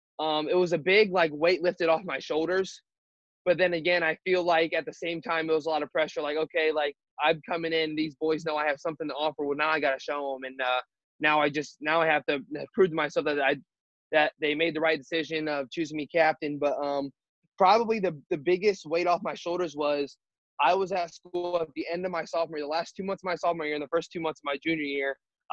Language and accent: English; Ontario, Ohio, United States; also born or lived in Mansfield, Ohio; I grew up in Ontario from kindergarten to sophomore year of high school. So I knew everything there was to know about Ontario.